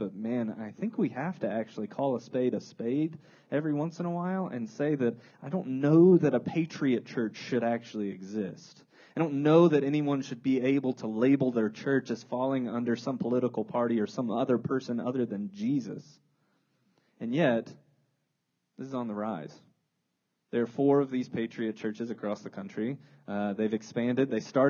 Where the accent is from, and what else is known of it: United States